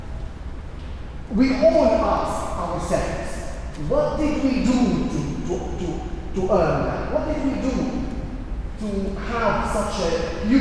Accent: Syria; now in London, United Kingdom; In my hometown and in the town in the neighborhood where I was born and raised

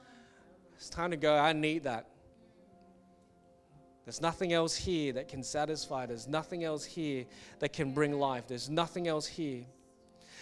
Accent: Singapore; when I was growing up in Singapore

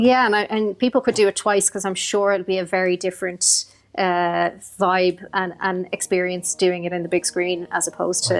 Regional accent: Ireland; Ireland, our culture, our history

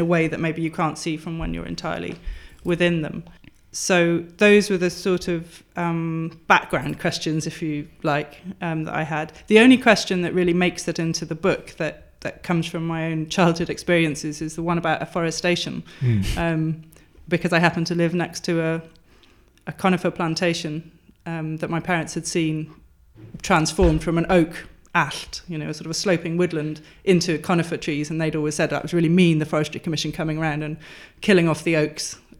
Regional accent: Wales, United Kingdom; also born or lived in Durham; growing up in a Welsh-speaking area um, as the child of immigrants who were well, one English and one Czech, so the child of a refugee as well.

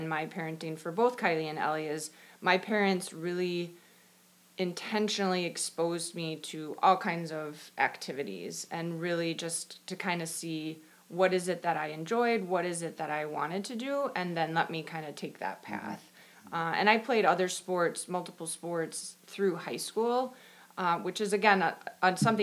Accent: Madison, Wisconsin, United States; I grew up in Madison, and there weren't any club teams

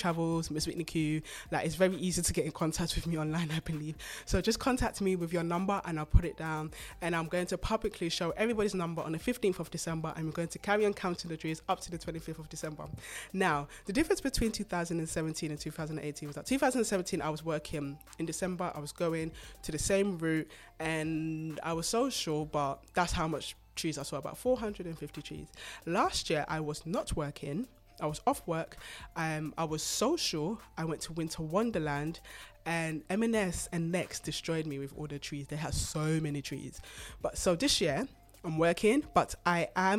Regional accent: Ghana; I'm Ghanaian

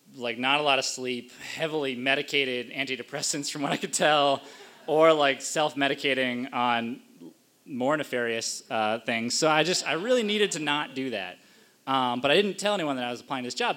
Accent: Cape Cod, Massachusetts, United States; also born or lived in Washington, D.C.; now in Boston, United States; I grew up in New England on Cape Cod

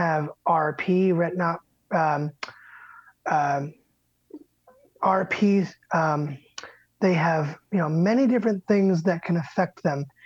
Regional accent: Medway, Massachusetts, United States; I grew up in Medway, Mass

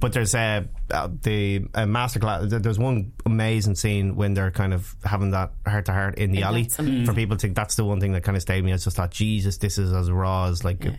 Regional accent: Dublin, Leinster, Ireland; as an Irish, as a Dubliner

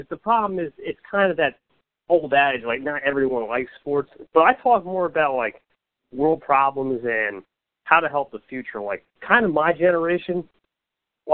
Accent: New Jersey, United States; I'm from New Jersey

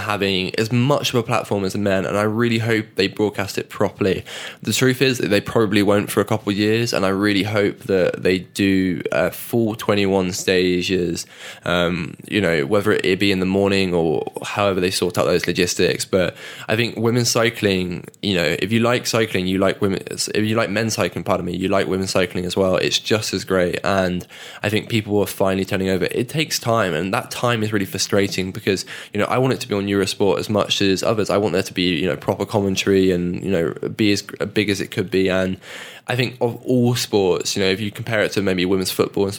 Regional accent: United Kingdom; as a Brit

